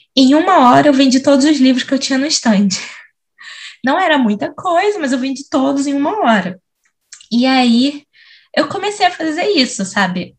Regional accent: São Gonçalo, Rio de Janeiro, Brazil; E eu nasci em São Gonçalo, cresci em São Gonçalo, que é do outro lado da ponte

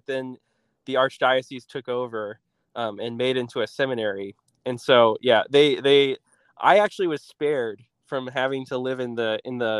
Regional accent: Fort Wayne, Indiana, United States; I'm originally from Fort Wayne. I grew up here and went to Bishop Luers High School

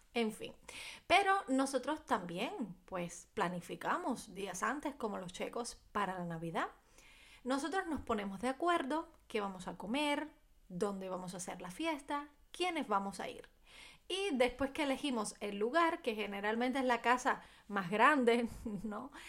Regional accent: Cuba; en mi país

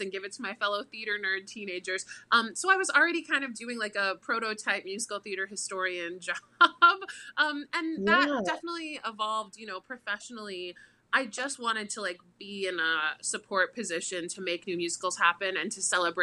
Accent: Boca Raton, Florida, United States; I grew up in Boca Raton, so South Florida.

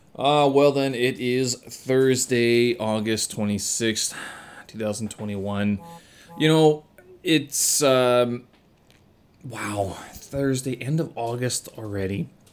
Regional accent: Canada; moved away; being a Canadian

